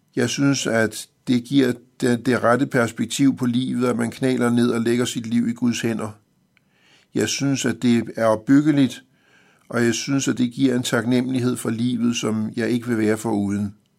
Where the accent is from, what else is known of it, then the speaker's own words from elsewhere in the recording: Copenhagen, Capital Region of Denmark, Denmark; jeg er født i København i 1955